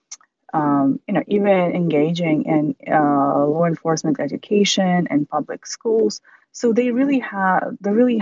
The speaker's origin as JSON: {"language": "English", "town": "Bishkek", "country": "Kyrgyzstan", "tie": "born or raised there", "said": "I was born and raised in Kyrgyzstan"}